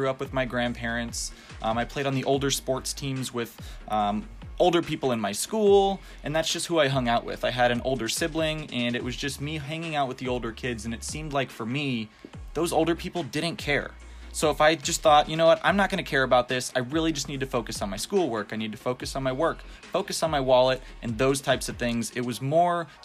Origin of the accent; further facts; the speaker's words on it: Florida, United States; also born or lived in Chicago, Illinois; I was born in Chicago, Illinois. Moved here when I was real young, wasn't a choice, but it's definitely my choice not to go back. I love it here in Florida